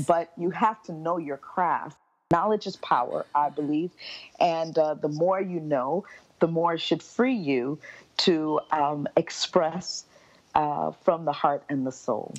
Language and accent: English; Miami, Florida, United States; now in Montreal, Canada; I was born and raised in Miami, Florida. I am mm-hmm. a Florida native